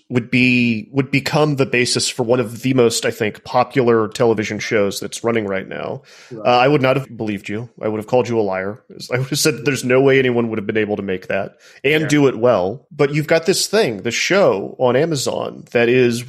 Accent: Texas, United States; as a boy growing up in Texas

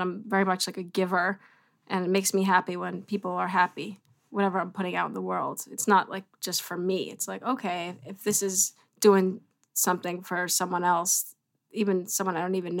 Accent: New York City, New York, United States; I grew up around 18th Street, actually

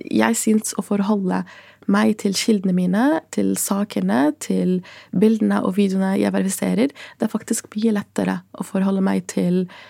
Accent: Gaza, Gaza Strip, Palestine; now in Norway; jeg ble født i Gaza som statsløs

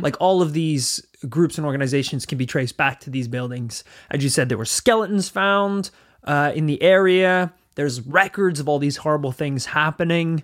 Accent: Northern Ireland, United Kingdom; we grew up in Northern Ireland

